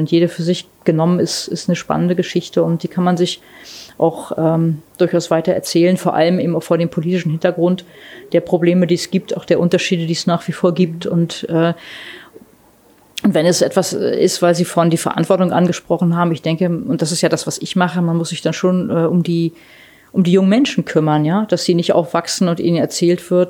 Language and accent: German; East Germany, Germany; Also wir könnten ja auch als Ostdeutsche sagen, was haben wir für Glück gehabt, ja, dass es den Westen gab